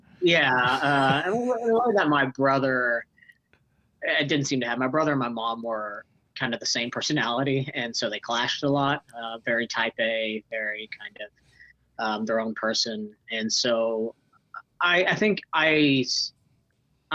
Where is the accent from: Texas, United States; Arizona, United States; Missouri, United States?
Missouri, United States; Kansas City; also born or lived in Northwest Arkansas / Raymore, Missouri; my middle school and teenage years, college years, were spent in Kansas City, Missouri, and Southwest Missouri